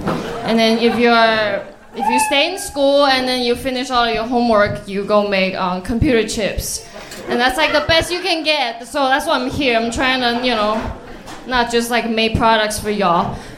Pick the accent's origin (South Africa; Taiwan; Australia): Taiwan; now in United States